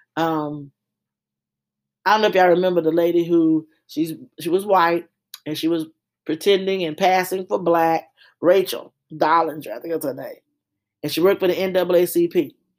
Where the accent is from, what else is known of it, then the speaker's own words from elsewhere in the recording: Louisiana, United States; I'm from Louisiana projects.